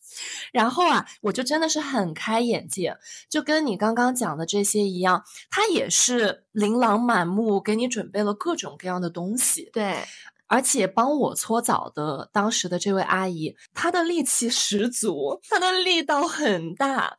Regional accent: northern China, China; 我是北方人

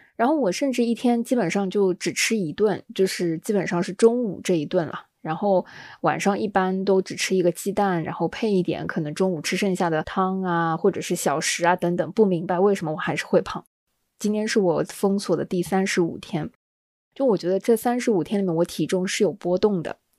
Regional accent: southern China, China; 作为南方人呢

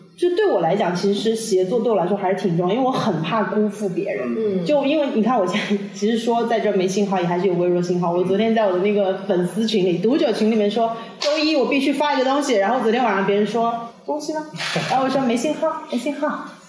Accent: Shanghai, China; moved away as an adult; now in Bali, Indonesia; 我觉得上海依然是我的家乡，我还是会回去

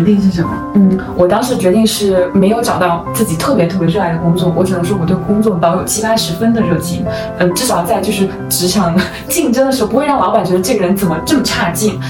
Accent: Wenzhou, Zhejiang, China; moved away; 因为我是温州的，然后温州就有这种经商的传统

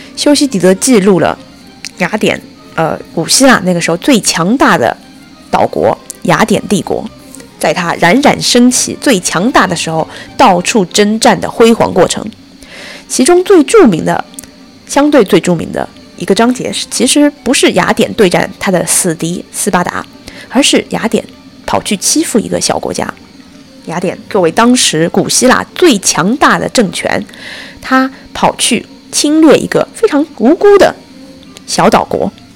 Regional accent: China; 我们中国人还经历了这么多朝代

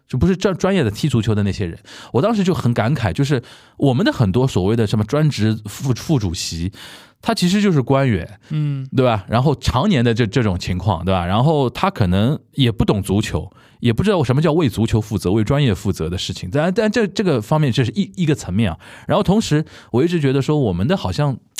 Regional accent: Shanghai, China; 很喜欢小时候看。在上海看申花比赛

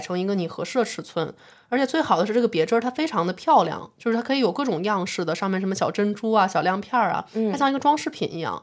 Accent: Beijing, China; 作为北京人听了这么多年

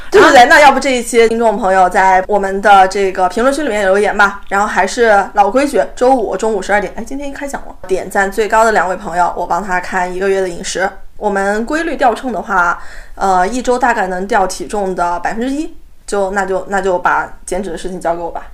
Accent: China; 我们中国人通常是吃不够蛋白质

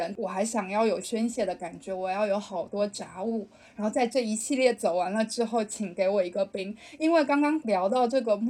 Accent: Fujian, China; 并且作为一个闽南人来说，会觉得这是一件很忌讳的事情。

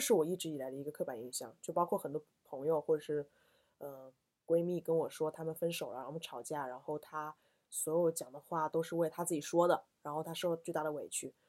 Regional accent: South, southern China, China; 我是南方人

